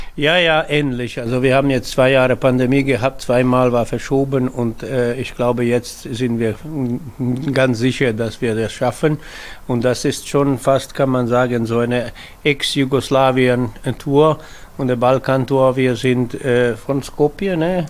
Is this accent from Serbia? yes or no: yes; Vojvodina, Serbia; in diese Vojvodina hier, wo ich aufgewachsen bin